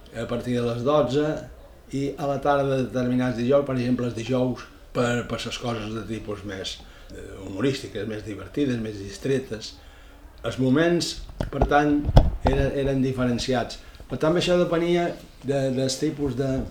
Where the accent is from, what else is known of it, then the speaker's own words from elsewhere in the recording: Ibiza, Balearic Islands, Spain; Vaig néixer a Eivissa, a Vila, el 3 de juliol de 1943